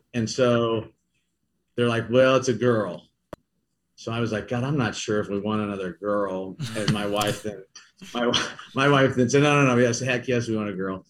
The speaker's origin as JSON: {"language": "English", "town": "Kansas City", "region": "Missouri", "country": "United States", "also_born_or_lived": "St. Louis", "said": "I'm from Kansas City. So to get to come home to Kansas City"}